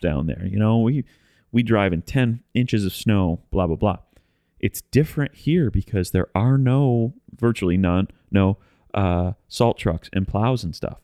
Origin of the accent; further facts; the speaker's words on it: the Midwest, Michigan, United States; now in Nashville, United States; we come from the Midwest